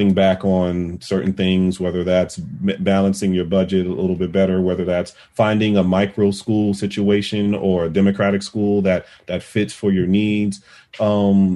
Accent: Vidalia, Georgia, United States; moved away; my hometown in Vidalia, Georgia. That's where I'm from.

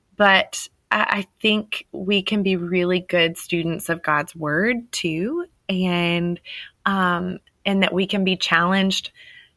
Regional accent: Texas, United States; I love being a Texan because we have this Texan pride

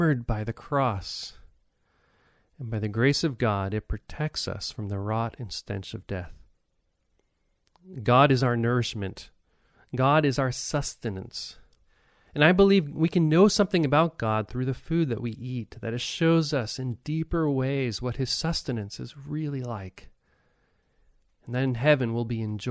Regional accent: United States; now in Japan; as an American

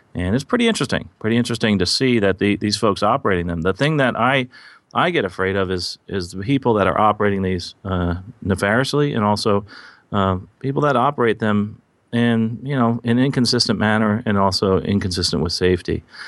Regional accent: Basking Ridge, New Jersey, United States; moved away; I'm recording in, uh, my hometown of Basking Ridge, New Jersey

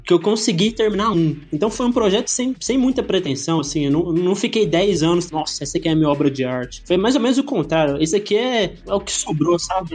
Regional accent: Goiânia, Goiás, Brazil; moved away; sou de Goiânia, então é uma cidade, assim, quase como do interior, né? É capital de Goiás

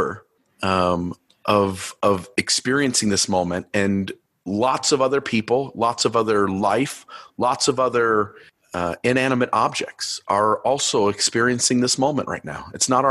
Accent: Ohio, United States; I grew up in Ohio and I'm a huge Cleveland Cavaliers fan.

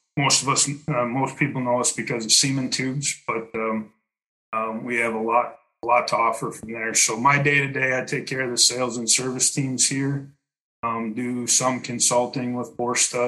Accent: West Central Minnesota, United States; moved away as an adult; also born or lived in Kansas; now in Wisconsin, United States; from Minitube USA. I'm the CCO here. I was born and raised in West Central Minnesota on a pretty diverse farming operation back in the late 80s and early 90s.

